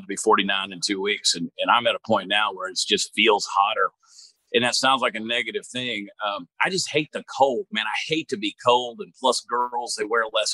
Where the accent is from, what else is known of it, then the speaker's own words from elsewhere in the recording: Georgia, United States; moved away as an adult; now in Texas, United States; I grew up in Georgia where we never, I never had brisket until I moved to Texas 20 some odd years